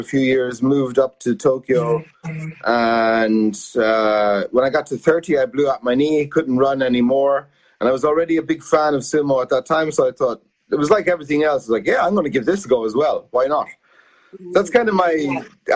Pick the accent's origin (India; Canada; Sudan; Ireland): Ireland; moved away as an adult; also born or lived in United States / Italy; now in Japan; I'm Irish